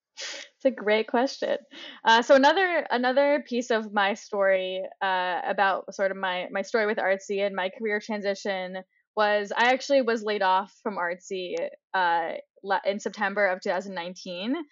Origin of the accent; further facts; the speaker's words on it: New York, United States; moved away as an adult; now in Boulder, United States; I grew up in New York, access to, you know, some of the best art museums in the world